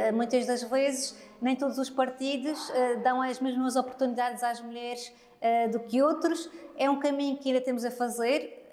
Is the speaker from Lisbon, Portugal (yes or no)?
no; Madeira, Portugal; como madeirense